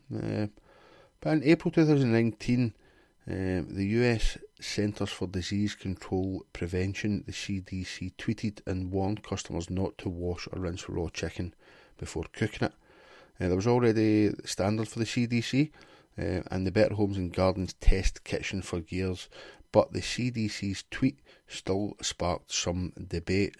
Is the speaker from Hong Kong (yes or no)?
no; Glasgow, Scotland, United Kingdom; I'm from Glasgow